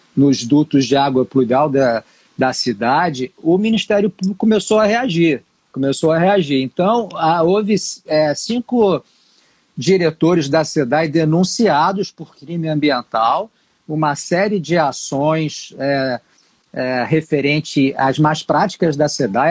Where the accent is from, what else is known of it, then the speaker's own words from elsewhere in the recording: Rio de Janeiro, Brazil; eu sou carioca